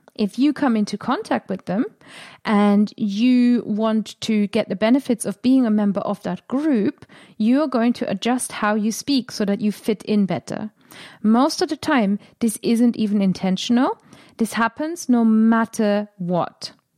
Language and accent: English; Germany; accent: German; first language German; English is a second language; moved away as an adult; also born or lived in England; now in United Kingdom; When I first came to England, I didn't really wanna be heard as German